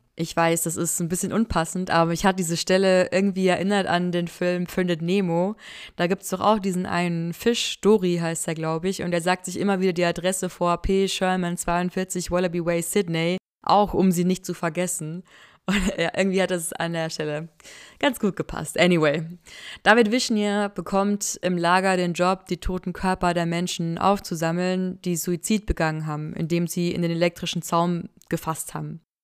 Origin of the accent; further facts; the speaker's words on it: near Mühldorf, Bavaria, Germany; Ich bin da in der Nähe zur Schule gegangen, habe gegen Mühldorf Fußball gespielt